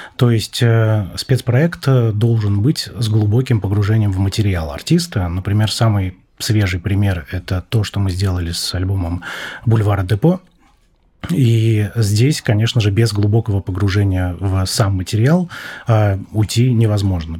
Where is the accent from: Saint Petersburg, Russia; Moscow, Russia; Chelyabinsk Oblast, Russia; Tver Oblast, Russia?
Chelyabinsk Oblast, Russia; Magnitogorsk; я родился в Магнитогорске